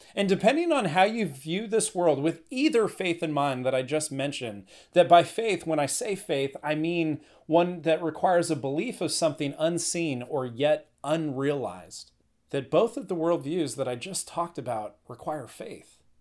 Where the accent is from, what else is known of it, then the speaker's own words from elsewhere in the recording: Northern California, United States; I'm from Northern California.